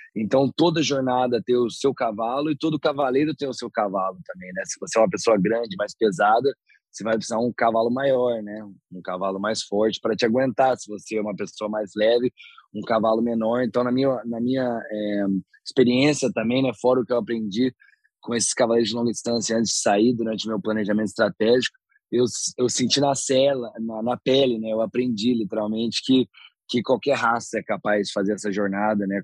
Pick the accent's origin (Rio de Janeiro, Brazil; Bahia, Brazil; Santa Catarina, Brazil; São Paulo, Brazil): São Paulo, Brazil; interior of; moved away; also born or lived in Canada; Eu sou do interior de São Paulo